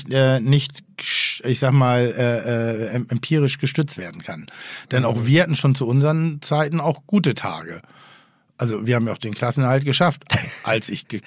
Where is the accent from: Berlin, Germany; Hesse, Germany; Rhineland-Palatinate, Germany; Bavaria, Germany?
Hesse, Germany; Frankfurt; Ich hatte das als Frankfurter.